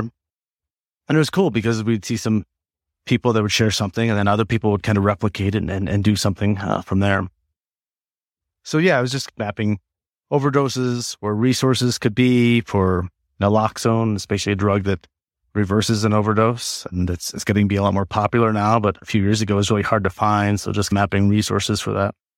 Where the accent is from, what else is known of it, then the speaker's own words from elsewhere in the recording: Black Hills area, South Dakota, United States; moved away as an adult; also born or lived in Wyoming / Redlands, California; now in Colorado, United States; I grew up in South Dakota, um, that, so in the Blackfields area